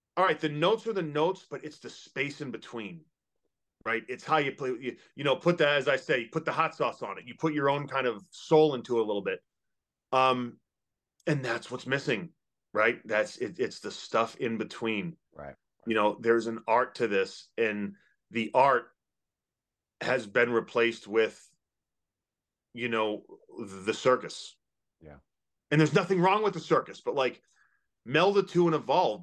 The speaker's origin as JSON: {"language": "English", "region": "Massachusetts", "country": "United States", "tie": "born or raised there", "moved": "yes", "lives_now": "Kentucky, United States", "said": "I grew up in Massachusetts. Yeah, I live in Kentucky"}